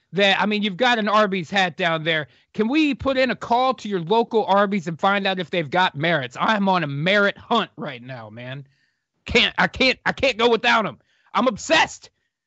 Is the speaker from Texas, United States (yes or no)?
yes; Texas, United States; it is not happening anywhere here in my home state of Texas.